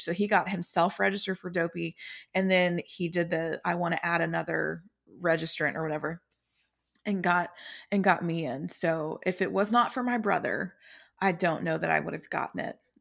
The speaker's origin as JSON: {"language": "English", "region": "Texas", "country": "United States", "said": "I'm from Texas."}